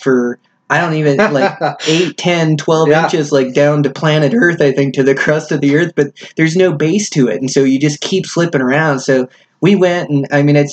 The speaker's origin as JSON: {"language": "English", "country": "United States", "moved": "yes", "said": "I'm from Washington"}